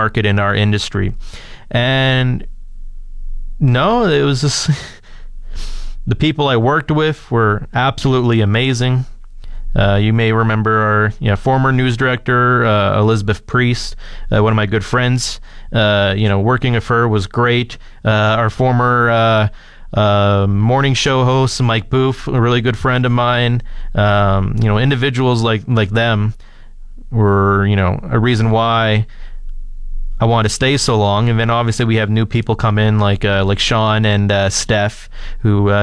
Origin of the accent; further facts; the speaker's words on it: London, Ontario, Canada; moved away as an adult; now in Fort McMurray, Canada; When I moved out here from London, Ontario